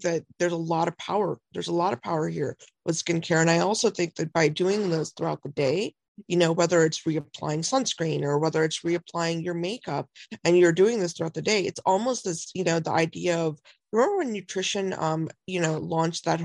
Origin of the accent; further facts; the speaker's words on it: India; I'm Indian